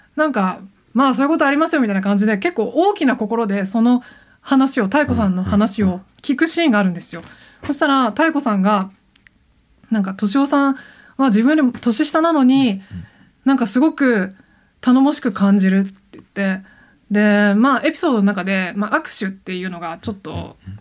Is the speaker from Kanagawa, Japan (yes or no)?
yes; Yokohama, Kanagawa, Japan; moved away; 私は神奈川県出身なんですけど、神奈川神奈川の横浜の割と中心部繁華街出身なんですよ